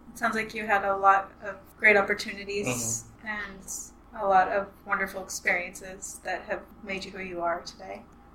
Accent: Portland, Oregon, United States; moved away as an adult; now in Vietnam; I'm from Portland, Oregon as well.

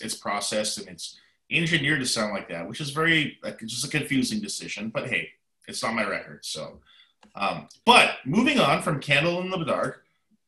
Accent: Canada; now in United States; I live in America, I am definitely, you know, 100% Canadian

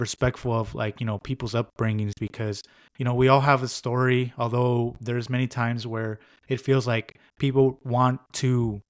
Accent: Los Angeles, California, United States; I was born and raised in Los Angeles in the, West Adams, Mid City, Baldwin Hills area.

